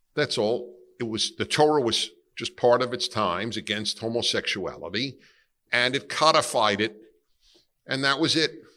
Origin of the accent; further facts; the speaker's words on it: New York City, New York, United States; I grew up in Brooklyn, New York, and I grew up in an Italian and Jewish neighborhood